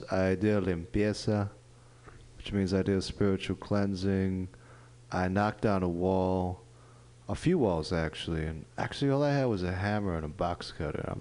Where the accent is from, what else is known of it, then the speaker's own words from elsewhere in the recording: New York, United States; I, I grew up in New York, so I'm used